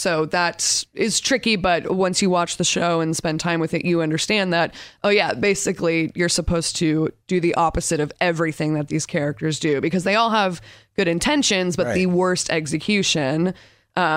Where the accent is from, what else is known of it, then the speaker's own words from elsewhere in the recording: Torrance, California, United States; I'm from Torrance, California.